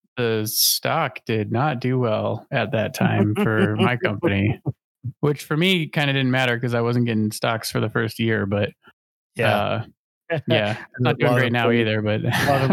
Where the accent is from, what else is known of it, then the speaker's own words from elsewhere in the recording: St. Louis, Missouri, United States; moved away as an adult; also born or lived in Champaign, Illinois; now in California, United States; I grew up in St. Louis, went to school in Champaign